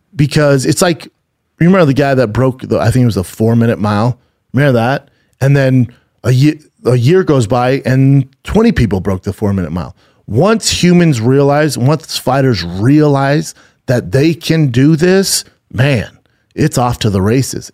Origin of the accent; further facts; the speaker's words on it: Denver, Colorado, United States; now in Los Angeles, United States; I'm from Denver